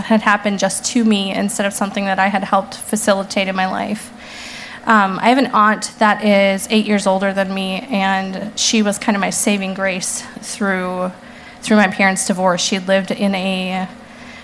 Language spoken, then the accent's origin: English; Brainerd, Minnesota, United States; now in Minneapolis, United States; I grew up in Brainerd, which is about 2 hours north of the metro here